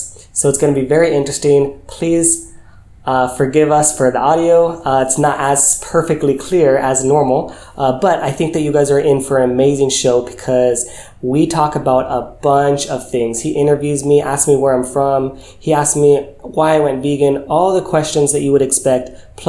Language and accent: English; California, United States; Yeah, because I'm from California, and the humidity was real in Houston, and it was beyond unbearable.